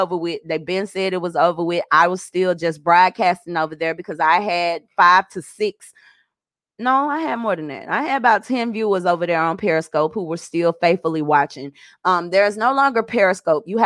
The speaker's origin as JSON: {"language": "English", "region": "Arkansas", "country": "United States", "said": "I'm from Arkansas"}